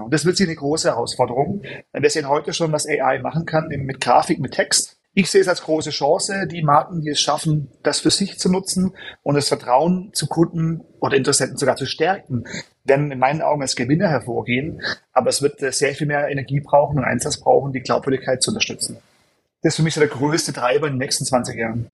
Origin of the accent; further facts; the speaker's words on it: Germany; moved away; also born or lived in United States / Europe; bin gebürtig Deutscher